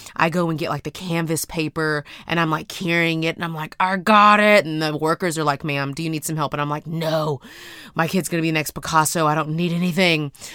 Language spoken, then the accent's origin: English; Houston, Texas, United States; I'm from Houston, Texas